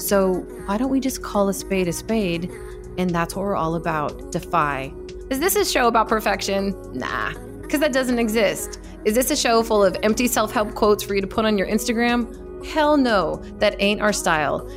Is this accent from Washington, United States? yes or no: yes; Seattle, Washington, United States; I grew up in Seattle, Washington, uh, and I my parents still live there. I grew up near downtown Seattle